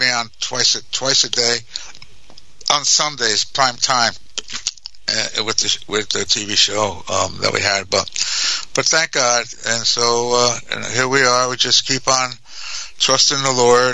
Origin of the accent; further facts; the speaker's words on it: New York, United States; also born or lived in New Jersey; I was raised in New York, but I'm from, I was born in New Jersey